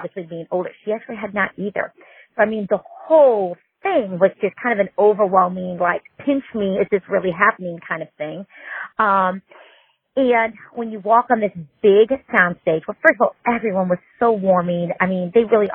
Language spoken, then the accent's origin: English; St. Louis, Missouri, United States; moved away; I grew up in St. Louis, Missouri